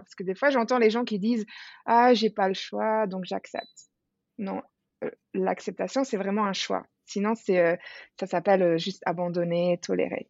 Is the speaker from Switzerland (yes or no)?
yes; Switzerland; moved away as an adult; now in Bali, Indonesia; j'ai quitté la Suisse d'où je viens